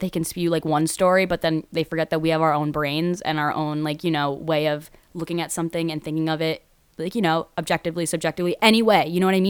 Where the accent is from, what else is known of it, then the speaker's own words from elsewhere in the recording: Connecticut, United States; I'm being from Connecticut